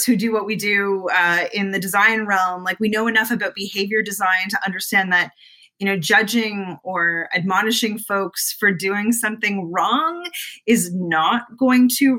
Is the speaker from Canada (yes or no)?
yes; Canada; I am Canadian